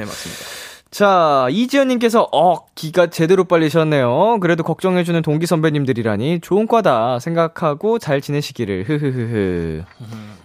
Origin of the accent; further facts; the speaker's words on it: Seoul, South Korea; 저도 서울 사람으로서